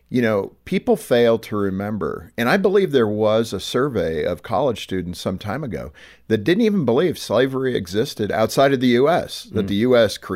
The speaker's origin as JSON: {"language": "English", "country": "Ireland", "said": "But being Irish, we were slaves too to the British."}